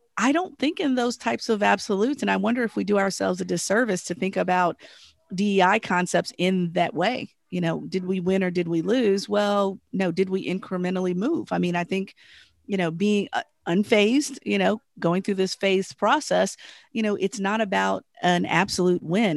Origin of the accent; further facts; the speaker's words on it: Southern Virginia, United States; I'm from Southern Virginia